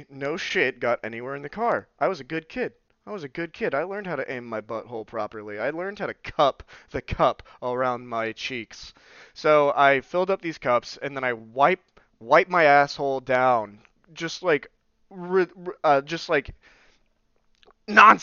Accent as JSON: {"language": "English", "region": "southern Oklahoma", "country": "United States", "tie": "born or raised there"}